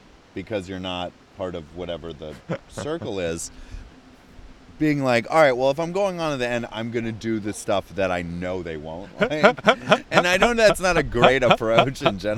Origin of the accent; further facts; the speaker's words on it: Durham, North Carolina, United States; moved away as an adult; also born or lived in New York; I moved down here in October. This is actually my hometown, though